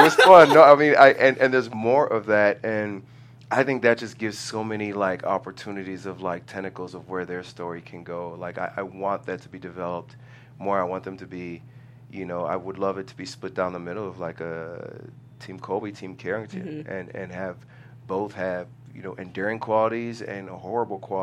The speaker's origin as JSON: {"language": "English", "country": "Nigeria", "said": "being a Nigerian man"}